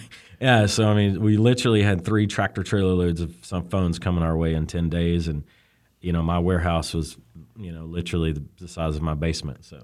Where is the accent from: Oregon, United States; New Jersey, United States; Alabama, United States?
Alabama, United States; Birmingham; moved away as an adult; now in California, United States; I'm from Birmingham, Alabama. So good old boy makes it out to California kind of thing